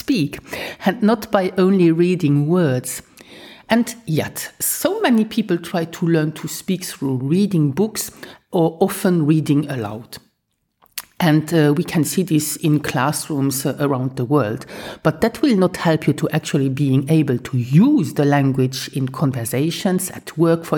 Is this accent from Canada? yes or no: no; Luxembourg; first language Luxembourgish; English is a second language